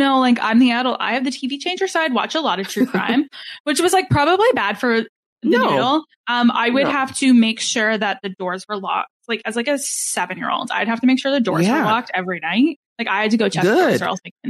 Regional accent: Canada; I am Canadian.

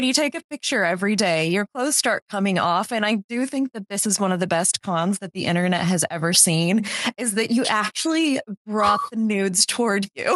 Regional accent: Louisiana, United States; moved away as an adult; also born or lived in Portland, Oregon; now in France; I'm from Louisiana, but I have spent about 10 years of my adult life in Portland

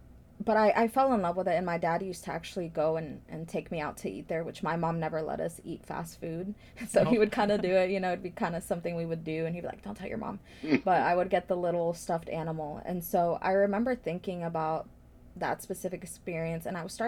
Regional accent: Blue Springs, Missouri, United States; growing up Latina, Midwest, you know, immigrant in a very white area. I grew up in Blue Springs

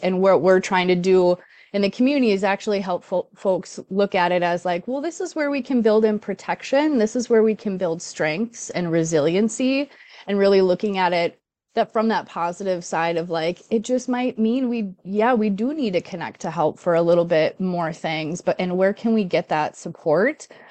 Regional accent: Duluth, Minnesota, United States; I'm from Duluth

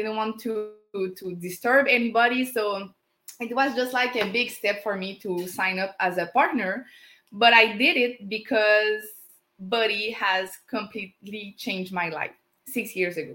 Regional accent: Canada; English is a second language; as a French Canadian

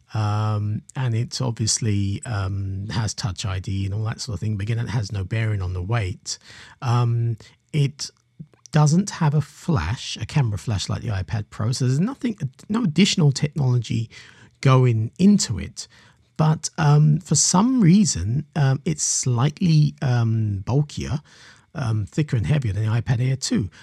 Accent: London, United Kingdom; I'm a Londoner myself

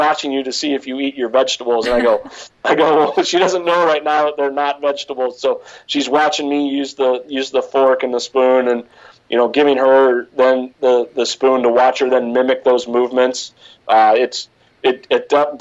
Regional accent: Cincinnati, Ohio, United States; growing up in Cincinnati, I grew up a Bengals fan

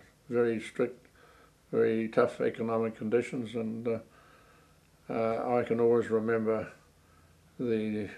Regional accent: Gisborne, New Zealand; I was born in Gisborne on 5th of April 1919.

